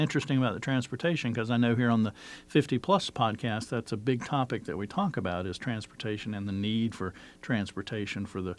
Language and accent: English; the South, United States; now in Northern Virginia, United States; I grew up in the South where public transportation wasn't really prevalent